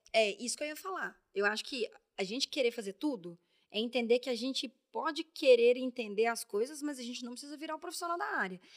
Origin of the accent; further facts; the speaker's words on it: Belo Horizonte, Minas Gerais, Brazil; moved away as an adult; now in São Paulo, Brazil; saí de BH, sapatão, mulher, mineira